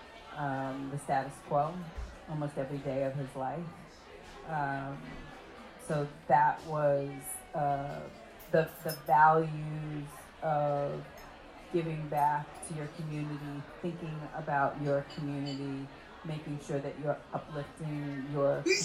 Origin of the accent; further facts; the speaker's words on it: New York City, New York, United States; I was born in Bed-Stuy.